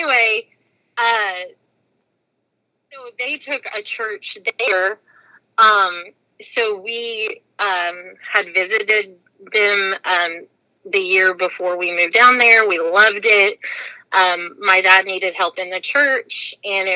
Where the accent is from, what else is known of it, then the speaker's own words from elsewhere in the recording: Newport, Arkansas, United States; also born or lived in Chicago, Illinois; I grew up there. That's why I kind of say I'm from Arkansas when people ask me where I'm from. I remember Chicago, but like to me, like all of my formative years were in Arkansas